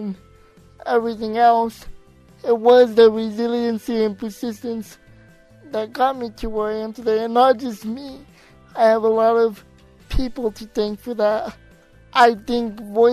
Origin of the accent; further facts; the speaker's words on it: Albuquerque, New Mexico, United States; growing up in Albuquerque